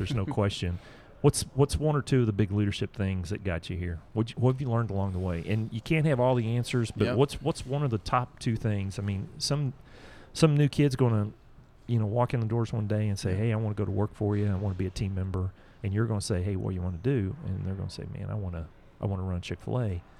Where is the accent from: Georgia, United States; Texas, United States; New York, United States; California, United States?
Georgia, United States; Atlanta; growing up in Atlanta, I mean, I think everybody drinks Coke in Atlanta.